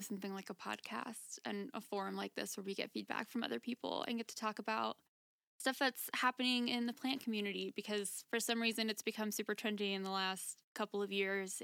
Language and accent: English; Florida, United States; moved away as an adult; now in Colorado, United States; I'm from Florida